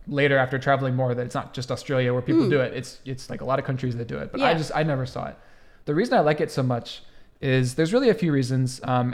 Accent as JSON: {"language": "English", "country": "United States", "tie": "born or raised there", "said": "So when I was growing up in the United States, I never saw anybody do this."}